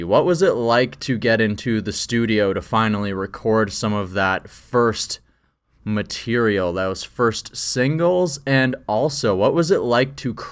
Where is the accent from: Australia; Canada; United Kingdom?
Canada; small town Saskatchewan; I also come from small town Saskatchewan, and my always thing was like, look, I come from a farm